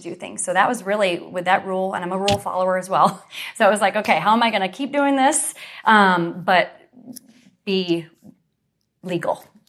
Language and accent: English; Western New York, United States; moved away as an adult; now in Central Florida, United States; I grew up in New York, Western New York